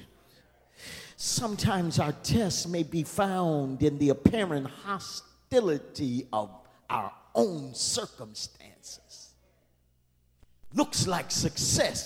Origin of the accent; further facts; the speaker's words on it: Windsor, Ontario, Canada; I was born in Windsor, Ontario, Canada, at Grace Hospital